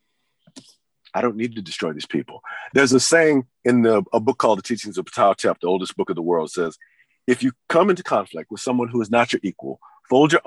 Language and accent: English; Memphis, Tennessee, United States; I grew up in Memphis, Tennessee